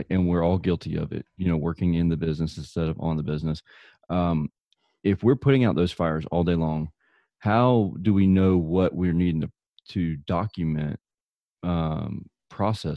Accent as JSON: {"language": "English", "region": "Southern United States", "country": "United States", "accent": "deep Southern", "said": "my deep Southern accent"}